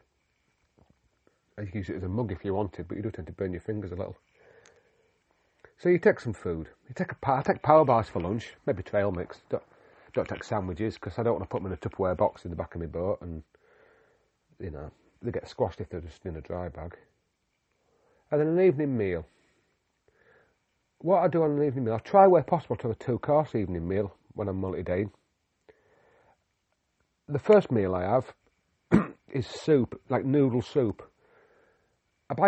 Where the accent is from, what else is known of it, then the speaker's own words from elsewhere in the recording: Yorkshire and the Humber, United Kingdom; also born or lived in Himalayas; now in North Wales, United Kingdom; I'm a Yorkshireman